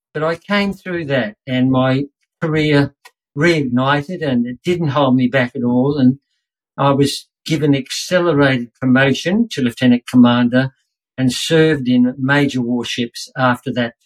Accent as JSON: {"language": "English", "region": "Queensland", "country": "Australia", "tie": "born or raised there", "said": "I'm a Queenslander"}